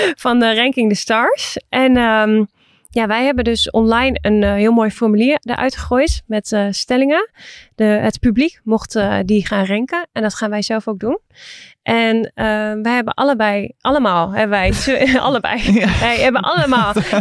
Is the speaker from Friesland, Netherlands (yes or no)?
no; Assen, Drenthe, Netherlands; Ik ben ook geboren in Assen.